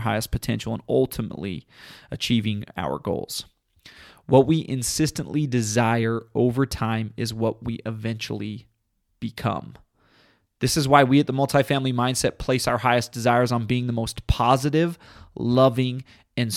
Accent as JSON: {"language": "English", "region": "southern Utah", "country": "United States", "tie": "born or raised there", "said": "my home state of southern Utah"}